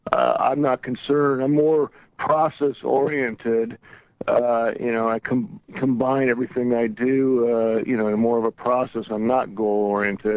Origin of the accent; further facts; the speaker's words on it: Long Beach, California, United States; we grew up in Long Beach